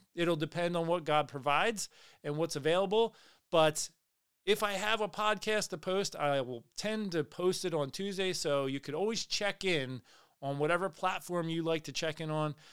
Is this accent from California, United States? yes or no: no; Pennsylvania, United States; I grew up in Pennsylvania. I lived there most of my life